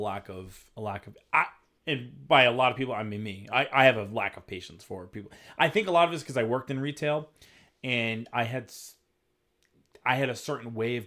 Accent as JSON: {"language": "English", "town": "New Bedford", "region": "Massachusetts", "country": "United States", "tie": "born or raised there", "moved": "yes", "said": "I grew up in New Bedford, which is a fishing city."}